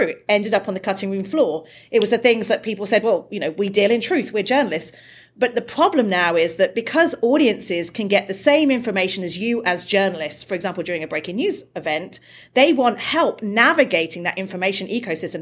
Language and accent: English; United Kingdom; I'm British